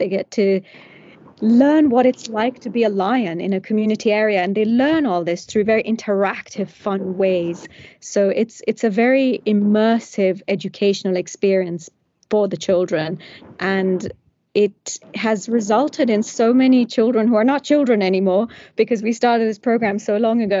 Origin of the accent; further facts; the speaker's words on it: Nairobi, Kenya; when I was a child growing up in Kenya. I was born in Nairobi